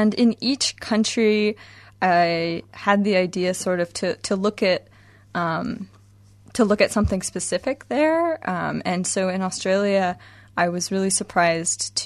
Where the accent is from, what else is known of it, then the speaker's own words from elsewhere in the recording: Washington, United States; I'm from the United States. Washington State in particular is where I grew up and went to school.